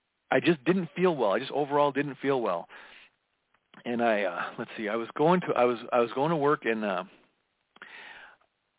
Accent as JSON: {"language": "English", "town": "Minneapolis", "region": "Minnesota", "country": "United States", "tie": "born or raised there", "said": "I was born in June of 1969 in the Twin Cities area. I was a third of five kids and we lived in a suburb of Minneapolis"}